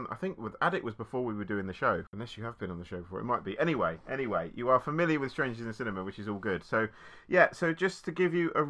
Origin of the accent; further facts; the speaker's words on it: United Kingdom; I'm British